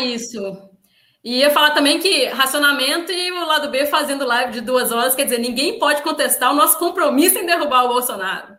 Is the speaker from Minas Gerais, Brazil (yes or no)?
yes; Minas Gerais, Brazil; now in Espírito Santo, Brazil; eu sou mineira